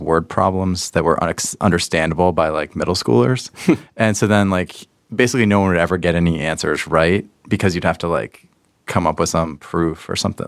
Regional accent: Pittsburgh, Pennsylvania, United States; I grew up in Pittsburgh, Pennsylvania, a long time ago

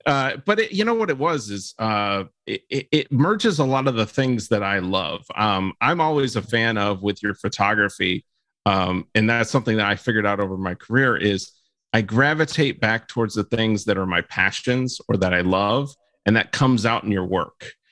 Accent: Florida, United States; growing up in Florida

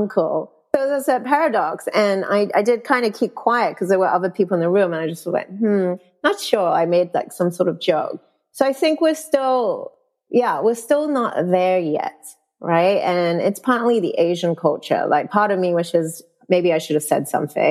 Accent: New Zealand; moved away as an adult; also born or lived in Malaysia; growing up in New Zealand, and I went to an all-girls school

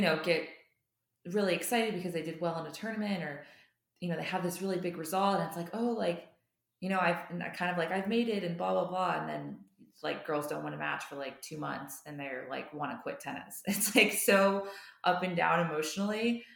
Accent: United States; I'm an American

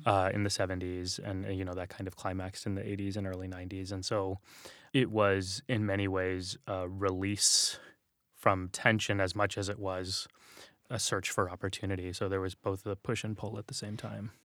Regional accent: San Antonio, Texas, United States; moved away; we grew up in San Antonio

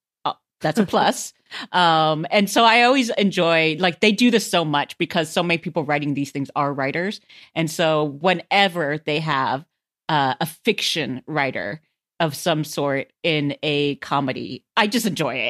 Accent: United States; as an American

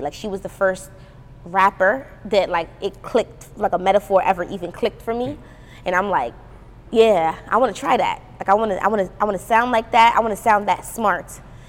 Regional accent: Brooklyn, New York, United States; also born or lived in Trinidad, Trinidad and Tobago; because it's like I'm genuinely from Brooklyn and I'm genuinely from Trinidad, so I can do that.

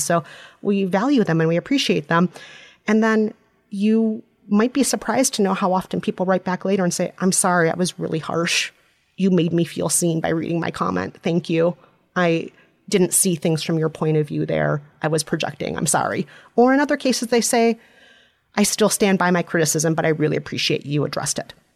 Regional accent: Minnesota, United States; accent: Minnesotan; I'm Minnesotan, which, by the way, is an outstanding accent

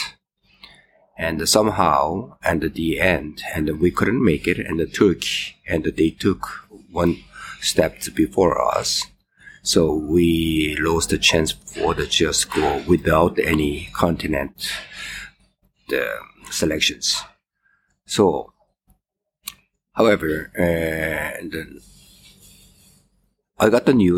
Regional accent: Seoul, South Korea; moved away as an adult; now in Toronto, Canada; I'm from the Canada, and I live in Toronto right now. 42 years in Canada, and I'm originally from the Seoul, Korea.

